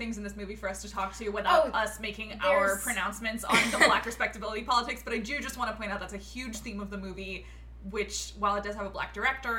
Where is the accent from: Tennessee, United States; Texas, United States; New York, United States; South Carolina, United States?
Texas, United States; I grew up in Texas